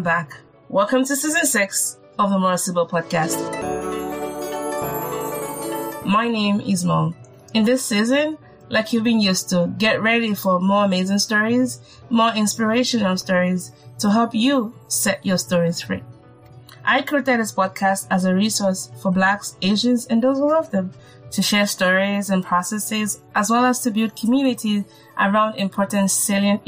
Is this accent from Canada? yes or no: no; Nigeria; As a Nigerian